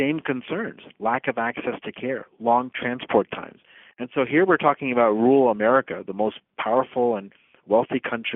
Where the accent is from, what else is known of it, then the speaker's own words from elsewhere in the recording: Uttar Pradesh, India; now in United States; Uttar Pradesh is the name of the state in India. It's the largest state in India. It's my home state. I was born in that state